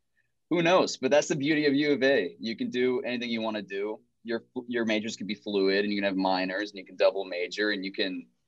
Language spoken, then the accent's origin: English; Tucson, Arizona, United States; I'm from Tucson.